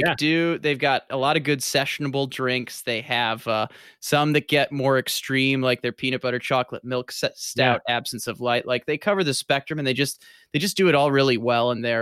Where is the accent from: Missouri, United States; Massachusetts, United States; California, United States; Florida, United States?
Missouri, United States; St. Louis; now in Milwaukee, United States; I grew up in St. Louis, then made my way up to Milwaukee for college at Marquette